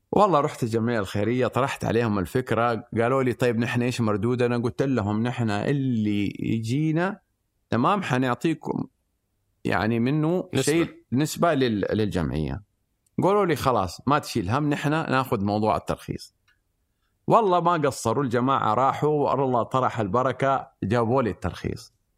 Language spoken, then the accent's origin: Arabic; Mecca, Makkah Province, Saudi Arabia; انا من من سكان مكه ووالدي كان آه، بايع خبز او عندنا مخبز وعندنا محل فول